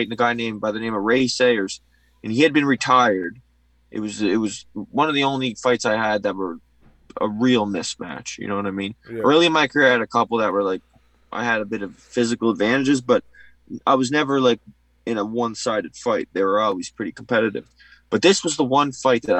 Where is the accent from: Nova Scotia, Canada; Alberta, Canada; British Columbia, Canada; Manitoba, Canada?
Nova Scotia, Canada; Cape Breton; born or raised there